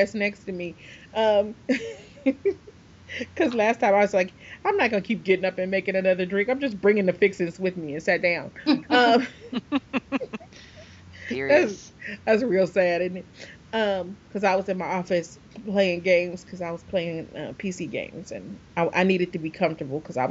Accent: Michigan, United States; I'm from Michigan. We were always 20 minutes away from Canada

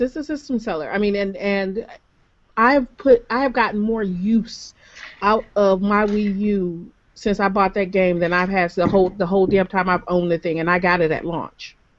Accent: Michigan, United States; I'm from Michigan

